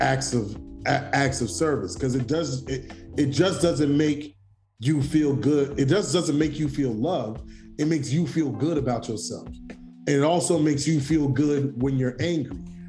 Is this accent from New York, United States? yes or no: yes; New York City, New York, United States; being a New Yorker